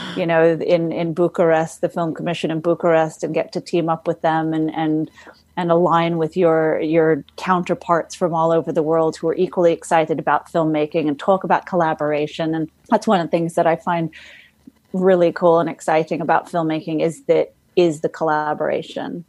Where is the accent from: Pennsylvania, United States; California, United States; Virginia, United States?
California, United States; Los Angeles; I was born in Los Angeles and my mom was in the entertainment business. So she was a model and commercial spokesperson. And so I sort of grew up um, in the, in the entertainment industry